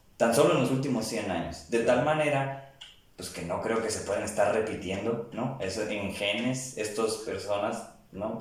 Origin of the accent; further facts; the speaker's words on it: Tijuana, Baja California, Mexico; haber nacido en estos tiempos y en México, ¿no? aquí en Tijuana, donde yo nací